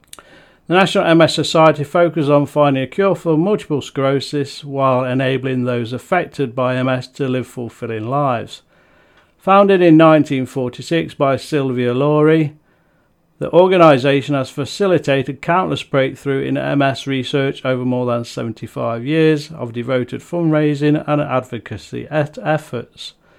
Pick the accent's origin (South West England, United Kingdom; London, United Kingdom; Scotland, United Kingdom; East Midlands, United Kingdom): East Midlands, United Kingdom; Nottingham; Nottingham city centre, my home town